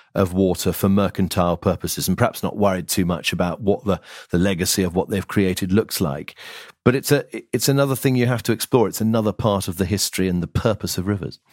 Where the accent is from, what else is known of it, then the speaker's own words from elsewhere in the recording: Lizard Peninsula, Cornwall, South West England, United Kingdom; moved away; I, I grew up on the Lizard Peninsula